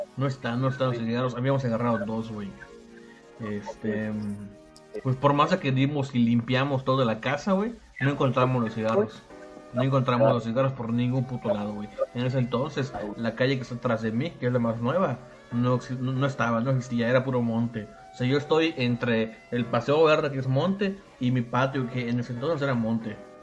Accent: Yucatán, Mexico

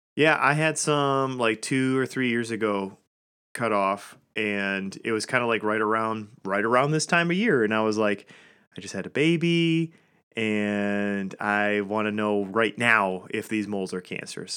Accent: Metamora, Michigan, United States; I grew up in a town called Metamora, which was just south of Lapeer.

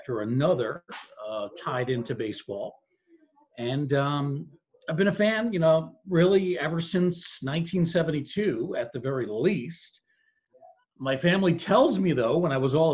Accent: Bronxville, New York, United States; I was born in Bronxville, New York, which is right next to Yonkers.

